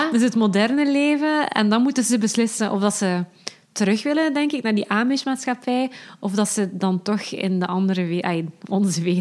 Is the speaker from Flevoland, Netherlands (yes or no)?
yes; Urk, Flevoland, Netherlands; zeker omdat ik zelf ook van Urk ben.